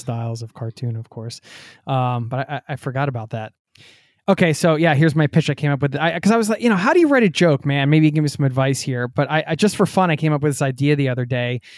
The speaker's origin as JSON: {"language": "English", "town": "Philadelphia", "region": "Pennsylvania", "country": "United States", "tie": "born or raised there", "said": "Philadelphia, my hometown"}